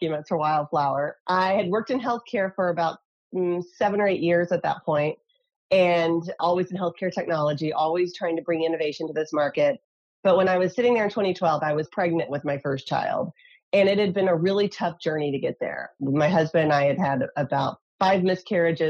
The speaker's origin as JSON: {"language": "English", "region": "Tennessee", "country": "United States", "tie": "born or raised there", "moved": "yes", "lives_now": "California, United States", "said": "So although I live in California, I grew up in Tennessee."}